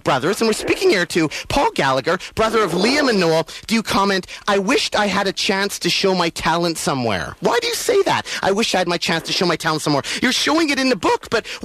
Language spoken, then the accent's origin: English; Vancouver, British Columbia, Canada; I'm from Vancouver, British Columbia, Canada.